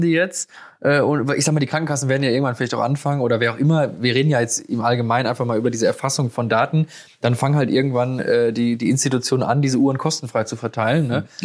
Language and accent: German; Germany; bei uns in Deutschland